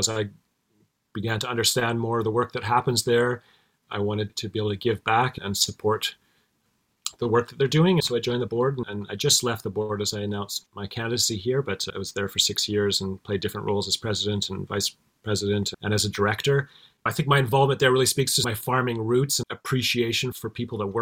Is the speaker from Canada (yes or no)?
yes; Olds, Alberta, Canada; now in Cortes Island, Canada; I grew up in Olds, Alberta, which is a small farming community between Red Deer and Calgary.